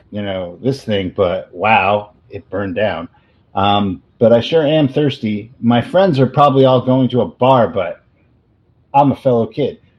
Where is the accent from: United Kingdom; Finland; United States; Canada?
United States; Bronx, New York; Oh, didn't I say I'm from the Bronx?